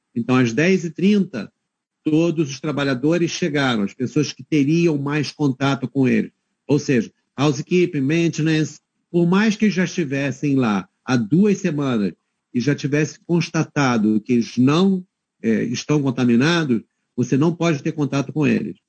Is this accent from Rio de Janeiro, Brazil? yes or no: yes; Rio de Janeiro, Brazil; moved away as an adult; also born or lived in Queenstown, New Zealand; now in Hamilton, New Zealand; eu sou carioca